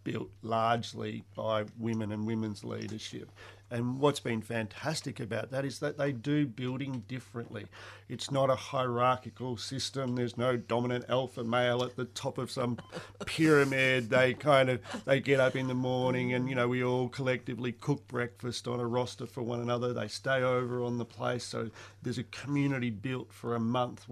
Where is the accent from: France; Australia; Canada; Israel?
Australia; I grew up on the Murray yabbying, kind of like Huck Finn country it was